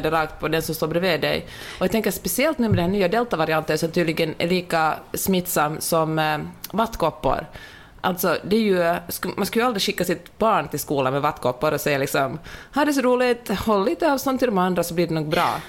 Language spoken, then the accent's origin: Swedish; Finland; accent: Finland Swedish; moved away; also born or lived in Sweden; jag, är väldigt stolt över min finlandssvenska